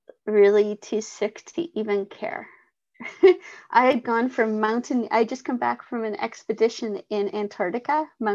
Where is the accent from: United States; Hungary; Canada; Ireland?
Canada; Vancouver Island, British Columbia; I'm from Vancouver Island, British Columbia, Canada.